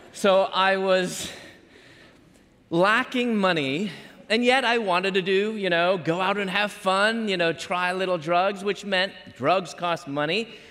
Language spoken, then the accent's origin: English; Chicago, Illinois, United States; moved away as an adult; also born or lived in Louisville / Atlanta; I'm from Chicago